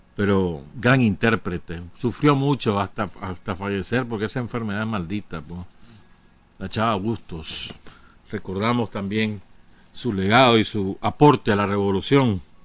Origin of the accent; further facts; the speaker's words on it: Nicaragua; aquí en Nicaragua